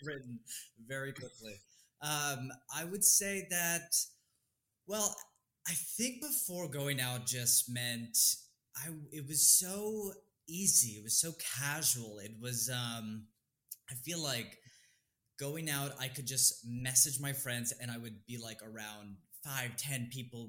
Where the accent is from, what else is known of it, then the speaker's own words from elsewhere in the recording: East Bay, California, United States; now in New York, United States; I was born in California, the Bay Area, East Bay Pride